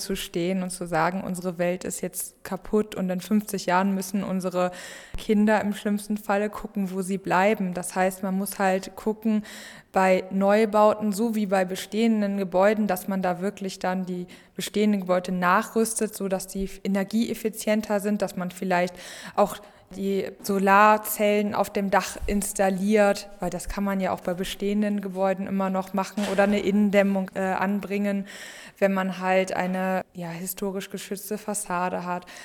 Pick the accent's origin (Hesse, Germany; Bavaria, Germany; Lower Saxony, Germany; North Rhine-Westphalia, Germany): North Rhine-Westphalia, Germany; Wuppertal; ich komme aus Wuppertal, also aus Deutschland.